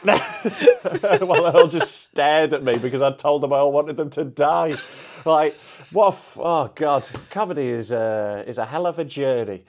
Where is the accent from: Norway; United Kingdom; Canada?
United Kingdom; Yorkshire and the Humber; I'm a Yorkshireman